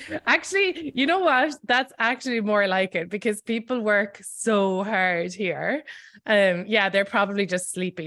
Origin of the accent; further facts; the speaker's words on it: Ireland; moved away as an adult; now in New York, United States; I am Irish and I grew up there